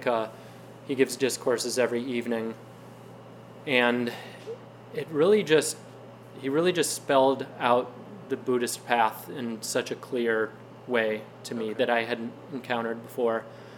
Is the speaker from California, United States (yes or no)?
no; Detroit, Michigan, United States; I'm from the Detroit area.